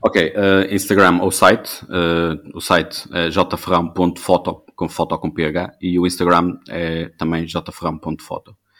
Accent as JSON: {"language": "Portuguese", "town": "Vila Nova de Famalicão", "region": "Norte", "country": "Portugal", "said": "sou de Vila Nova Famalicão"}